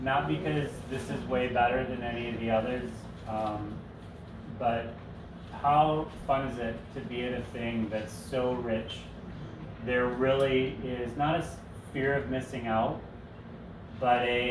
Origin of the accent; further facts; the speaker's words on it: outside of Detroit, Michigan, United States; moved away; I grew up outside of Detroit going to Tiger Stadium baseball games